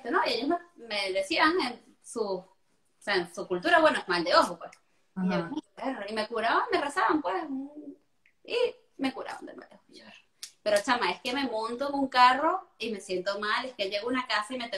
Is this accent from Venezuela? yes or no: yes; Venezuela; yo soy venezolana, pero es que yo fui criada muy a cultura europea